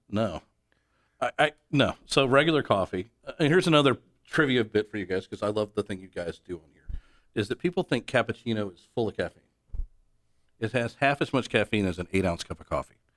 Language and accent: English; Atlanta, Georgia, United States; moved away as an adult; now in Dallas, United States; I'm originally from Atlanta, now live in Dallas. I've been here for thirteen years